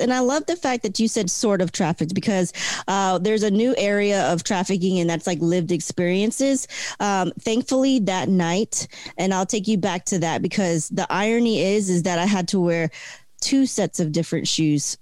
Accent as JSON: {"language": "English", "region": "Delaware", "country": "United States", "also_born_or_lived": "Florida", "moved": "yes", "lives_now": "Hawaii, United States", "said": "I'm from originally from Delaware. So from the first state to the 50th, I'm like in a new place."}